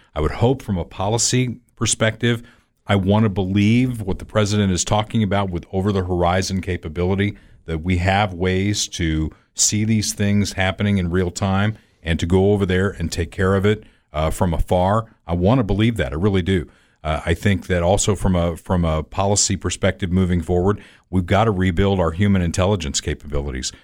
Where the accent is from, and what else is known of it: United States